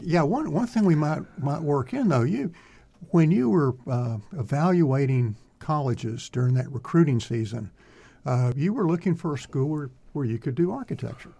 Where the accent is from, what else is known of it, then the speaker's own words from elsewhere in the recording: Greenville, Texas, United States; also born or lived in Austin, Texas; I came from Greenville